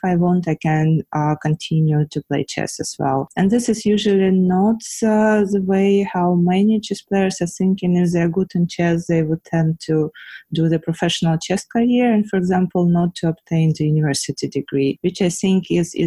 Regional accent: Ukraine; I was born in Ukraine at the Soviet Union time

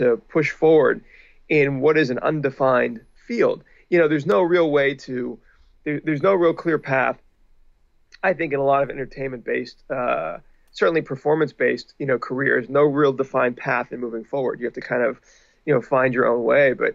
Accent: Pittsburgh, Pennsylvania, United States; now in Los Angeles, United States; I grew up in Pittsburgh, and once I moved to Los Angeles

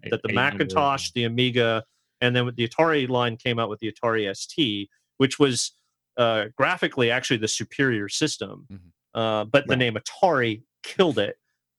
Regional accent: Southern California, United States; I grew up in Southern California.

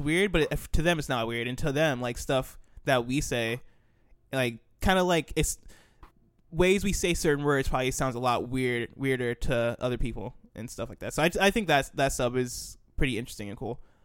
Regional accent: United States; we're American

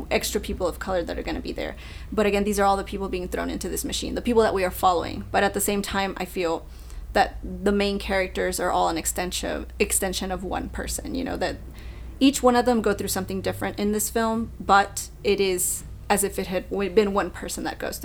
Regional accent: Mexico City, Mexico; moved away; also born or lived in Monterrey, Mexico; I am from Mexico City, but I lived in Monterrey, Mexico.

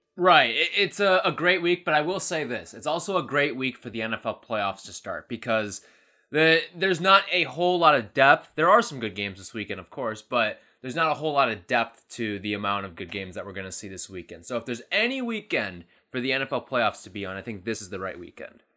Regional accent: Illinois, United States; my home state of Illinois

